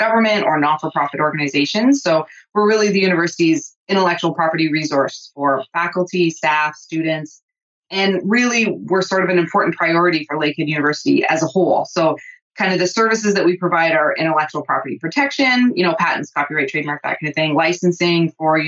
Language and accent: English; southernmost tip of Ontario, Canada; moved away as an adult; now in Thunder Bay, Canada; I'm not originally from Thunder Bay. I'm from the southernmost tip of Ontario. So I moved here to go to school